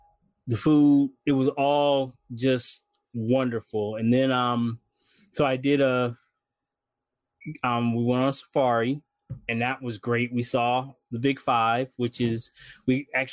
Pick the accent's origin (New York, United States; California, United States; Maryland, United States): California, United States; Bay Area; also born or lived in Las Vegas; I grew up here in the Bay Area and then a lot of time in Las Vegas